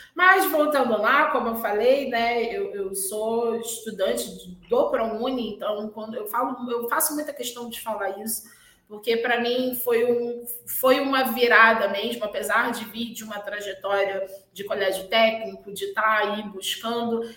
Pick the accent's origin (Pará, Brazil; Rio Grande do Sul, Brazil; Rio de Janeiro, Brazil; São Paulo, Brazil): Rio de Janeiro, Brazil; eu venho da zona oeste do Rio, exatamente um bairro que é ali entre Realengo